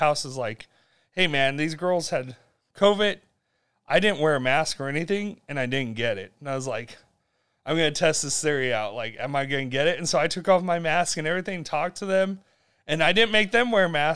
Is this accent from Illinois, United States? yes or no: no; Utah, United States; I'm like, Utah